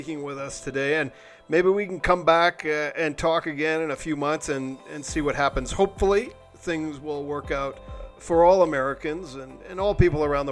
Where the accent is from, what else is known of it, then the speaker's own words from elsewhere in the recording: Canada; I'm just a socialist from Canada